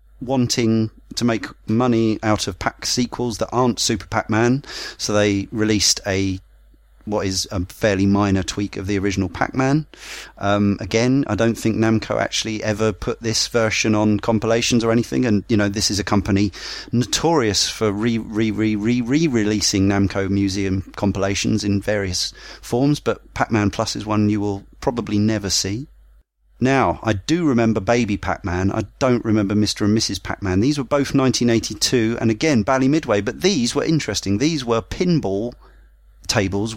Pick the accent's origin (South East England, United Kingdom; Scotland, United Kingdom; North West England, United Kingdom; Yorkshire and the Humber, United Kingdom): South East England, United Kingdom; Brighton; I grew up in Brighton where we had virtually every arcade game